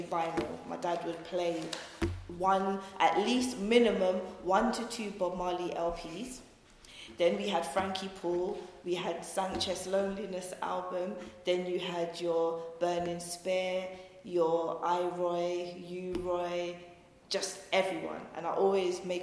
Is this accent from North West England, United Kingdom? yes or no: no; London, United Kingdom; also born or lived in Hammersmith / Acton / Wembley; born and raised Shepherd's Bush